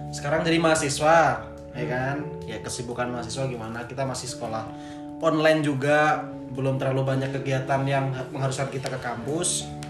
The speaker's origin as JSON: {"language": "Indonesian", "town": "Semarang", "region": "Central Java", "country": "Indonesia", "said": "Gue dari Semarang Jawa Tengah."}